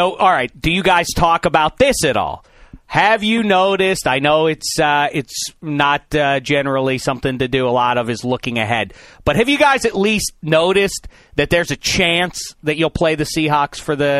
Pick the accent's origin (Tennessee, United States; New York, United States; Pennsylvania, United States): Pennsylvania, United States; Pittsburgh; my hometown team, Pittsburgh Steelers.